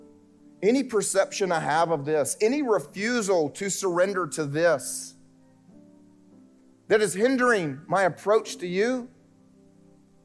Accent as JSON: {"language": "English", "region": "South Carolina", "country": "United States", "tie": "born or raised there", "moved": "as an adult", "said": "I grew up here in South Carolina"}